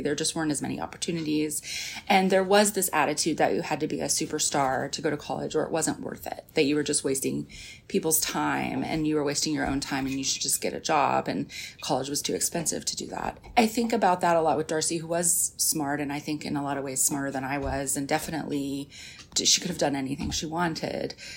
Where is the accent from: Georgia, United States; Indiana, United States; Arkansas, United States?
Arkansas, United States; rural; moved away; I grew up in this small town in rural Arkansas